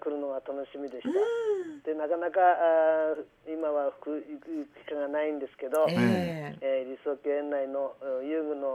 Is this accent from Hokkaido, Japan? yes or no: no; Kanagawa, Japan; moved away as an adult; also born or lived in Misawa, Aomori; now in Towada, Japan; 実は私あの神奈川県の出身なん